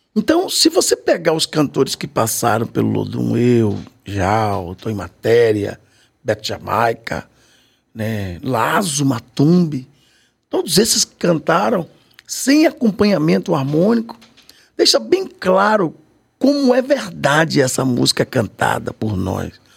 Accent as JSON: {"language": "Portuguese", "town": "Salvador", "region": "Bahia", "country": "Brazil", "tie": "born or raised there", "said": "eu morava no Saboeiro. Nasci na Vila Matos, né? Ali na, na Garibaldi, naquela região ali"}